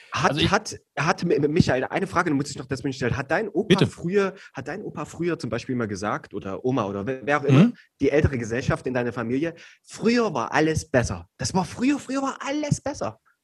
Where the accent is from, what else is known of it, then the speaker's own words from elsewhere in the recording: East Germany, Germany; ich bin Ossi